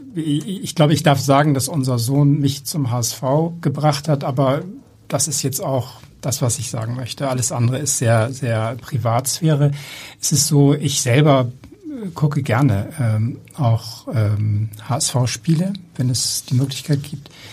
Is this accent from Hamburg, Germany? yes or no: yes; Hamburg, Germany; also born or lived in Bremen; ich bin jetzt wirklich echter Hamburger.